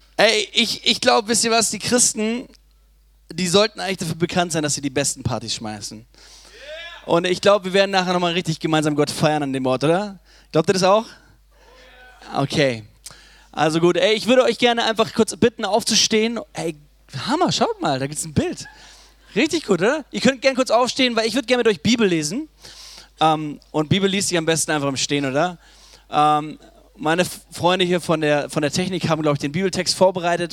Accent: Ulm, Baden-Württemberg, Germany; ich komme aus Ulm

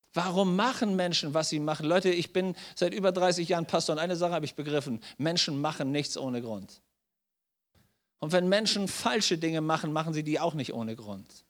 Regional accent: Germany; bei uns in Deutschland

